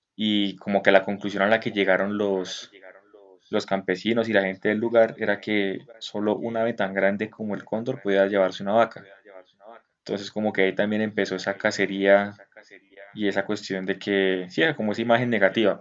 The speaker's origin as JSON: {"language": "Spanish", "country": "Colombia", "said": "siendo nosotros colombianos"}